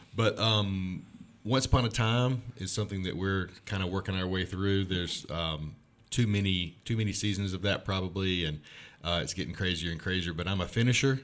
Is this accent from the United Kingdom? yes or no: no; Starkville, Mississippi, United States; moved away as an adult; also born or lived in Texas / North Carolina / Middle East; I am, uh, a native of Starkville. In a sense, I was born in Texas, and I always thought of myself as this Texan